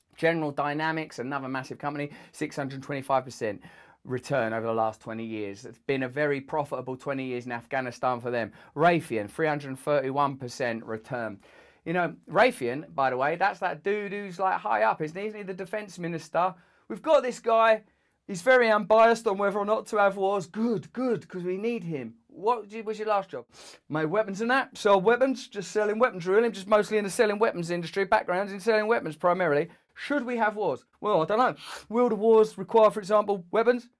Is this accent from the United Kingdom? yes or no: yes; England, United Kingdom; As an English person